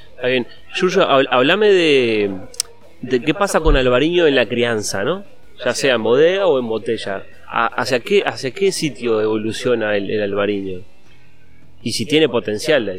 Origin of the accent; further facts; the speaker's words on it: Uruguay; en Uruguay, en mi país